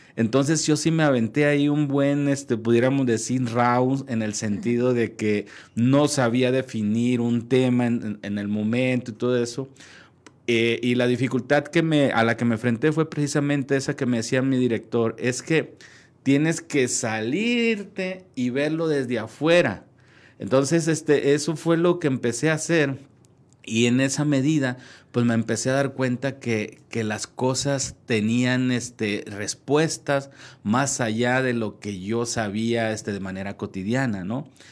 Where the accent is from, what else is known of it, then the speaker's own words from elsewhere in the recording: Huajicori, Nayarit, Mexico; moved away as an adult; now in Ciudad Juárez, Mexico; yo soy este, del norte de Nayarit